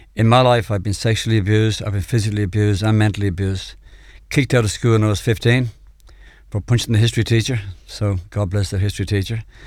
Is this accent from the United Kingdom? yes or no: no; Dublin, Leinster, Ireland; I come from Clontarf in Dublin, uh, a middle-class family